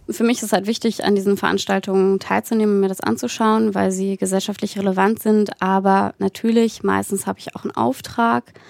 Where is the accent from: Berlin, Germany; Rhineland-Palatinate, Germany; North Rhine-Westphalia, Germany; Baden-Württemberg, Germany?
Berlin, Germany; moved away as an adult; now in Saxony, Germany; ich komme ja nicht aus Sachsen gebürtig und bin in so einer schönen äh, linkgrünen Filterblase in Berlin groß geworden